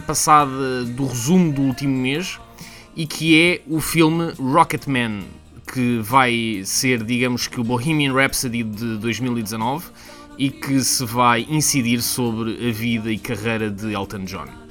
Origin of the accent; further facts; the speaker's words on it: Portugal; now in United Kingdom; Como bom português